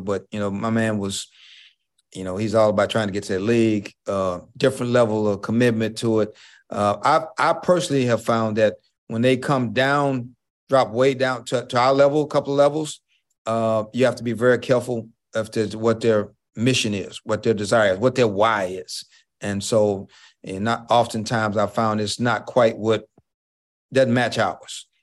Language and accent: English; Houston, Texas, United States; I was the first African-American head coach of any head sport at University of Houston. at, in, in nineteen ninety-three, the first African-American head coach of any sport. And, uh, that's my hometown